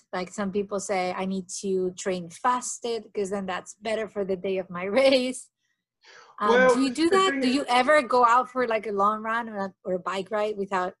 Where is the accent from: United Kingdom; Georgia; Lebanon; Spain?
Spain; I'm from Spain